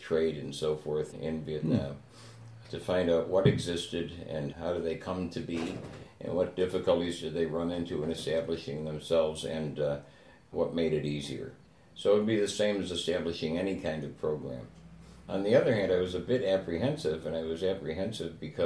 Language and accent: English; Buffalo, New York, United States; I was born and raised in South Buffalo